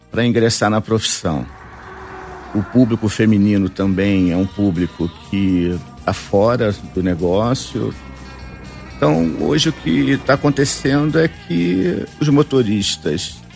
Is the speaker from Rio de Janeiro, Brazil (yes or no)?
yes; Rio de Janeiro, Brazil; Eu vim do Rio, a minha empresa fica no Rio, eu sou carioca, e eu vim de carro.